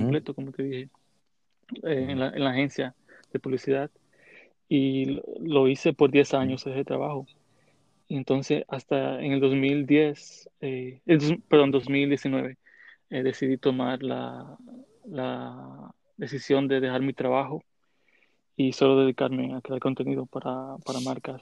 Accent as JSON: {"language": "Spanish", "town": "Santiago de los Caballeros", "region": "Santiago", "country": "Dominican Republic", "tie": "born or raised there", "moved": "as an adult", "lives_now": "New York, United States", "said": "Nací en la República Dominicana, en Santiago, la República"}